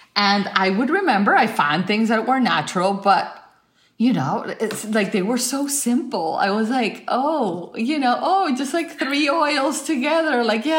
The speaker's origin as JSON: {"language": "English", "country": "Colombia", "tie": "born or raised there", "said": "I am a Latin woman. I grew up in Colombia and I'm very, very Latin with my beauty practices."}